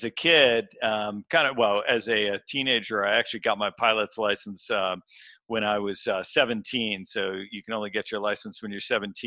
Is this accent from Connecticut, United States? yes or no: yes; northwest Connecticut, United States; I grew up in a small town in Connecticut, so actually close to the Massachusetts and New York State border, so the northwest corner.